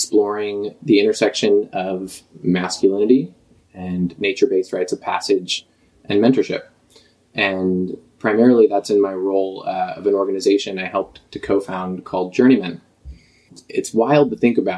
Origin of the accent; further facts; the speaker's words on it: Vashon, Washington, United States; a home in my hometown of Vashon Island, which is just across the way, just a ferry ride from us now